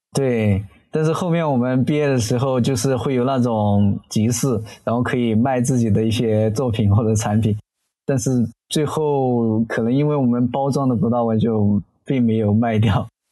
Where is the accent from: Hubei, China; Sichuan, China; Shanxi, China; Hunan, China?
Hunan, China; Zhijiang; 我的家乡呢，是湖南怀化的芷江